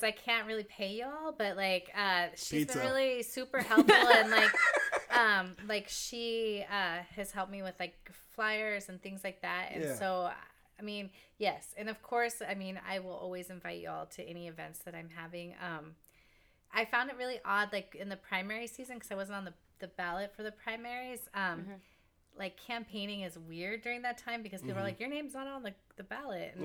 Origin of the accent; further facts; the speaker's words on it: Burien, Washington, United States; I grew up in Berrien, and I spent a lot of time in White Center